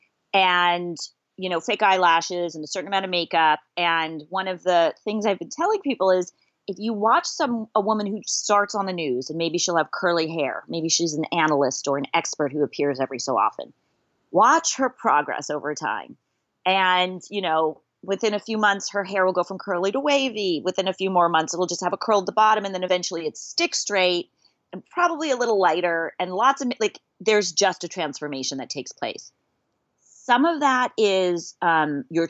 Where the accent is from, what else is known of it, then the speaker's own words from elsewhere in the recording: Los Angeles, California, United States; moved away as an adult; also born or lived in Orlando, Florida; I'm from Los Angeles, California, and my first job was across the country in Orlando, Florida